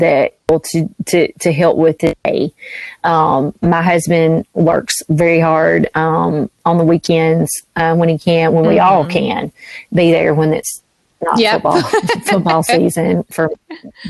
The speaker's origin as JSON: {"language": "English", "region": "the South", "country": "United States", "said": "as a Southerner"}